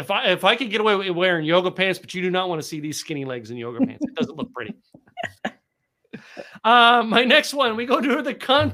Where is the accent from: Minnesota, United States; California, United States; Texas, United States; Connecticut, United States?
Texas, United States; I'm a Texan. I'm in the South.